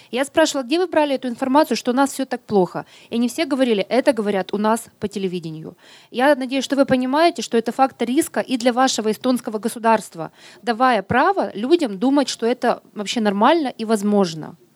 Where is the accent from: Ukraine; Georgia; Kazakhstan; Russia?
Ukraine; Мы приехали из Украины и ходили, общались с людьми русскоязычными здесь, которые отдыхают.